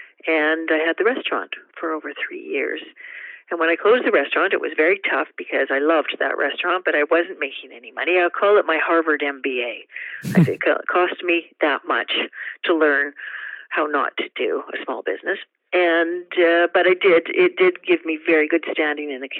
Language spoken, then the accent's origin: English; Vancouver, British Columbia, Canada; In Vancouver, born and raised in Vancouver